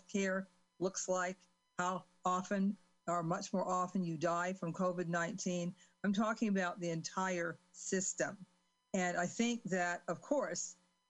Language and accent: English; Cleveland, Ohio, United States; I grew up in Cleveland, Ohio, because they were part of the Great Migration.